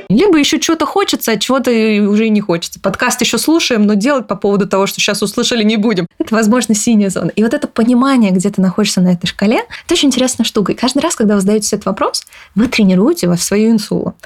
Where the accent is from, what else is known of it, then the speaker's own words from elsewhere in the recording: Kyrgyzstan; Я родилась э, в, под Кыргызстаном э, в Советском Союзе. Мы тяжело жили с родителями